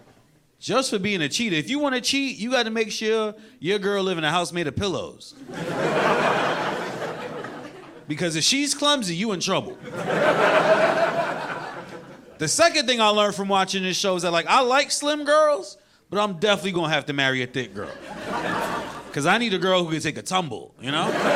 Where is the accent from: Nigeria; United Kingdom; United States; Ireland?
United States; New York; I'm a New Yorker.